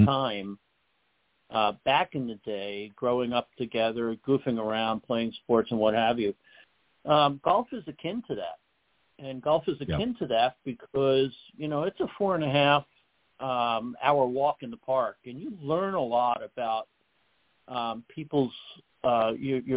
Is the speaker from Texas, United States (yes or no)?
no; New York City, New York, United States; I grew up in the Northeast. And in the Northeast, especially in New York City where I was